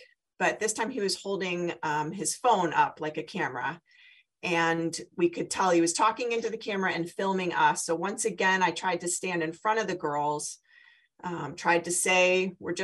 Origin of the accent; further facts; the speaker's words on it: San Diego, California, United States; now in Philadelphia, United States; I'm from San Diego.